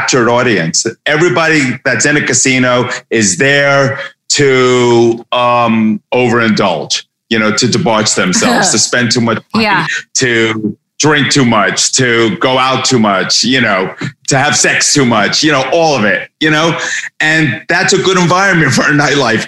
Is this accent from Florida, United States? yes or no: no; New York, United States; moved away as an adult; now in Los Angeles, United States; I grew up in New York, I've been living in LA for 30 plus years